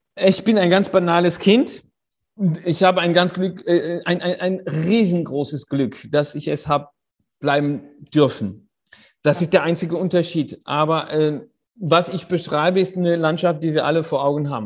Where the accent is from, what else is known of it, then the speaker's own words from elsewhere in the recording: Paris, Île-de-France, France; ich bin in Paris auf die Welt gekommen äh, und dort aufgewachsen